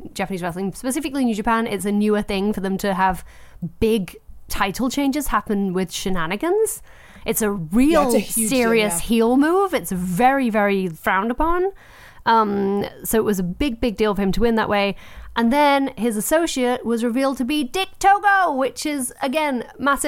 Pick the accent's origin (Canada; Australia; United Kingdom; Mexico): United Kingdom; England; I'm English.